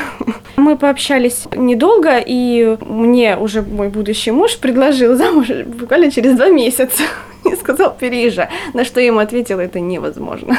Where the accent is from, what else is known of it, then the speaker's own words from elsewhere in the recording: Kharkiv, Kharkiv Oblast, Ukraine; moved away as an adult; now in Riga, Latvia; я же из Харькова